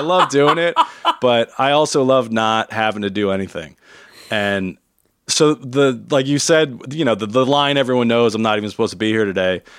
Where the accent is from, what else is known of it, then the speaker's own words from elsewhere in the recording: New Jersey, United States; I grew up in New Jersey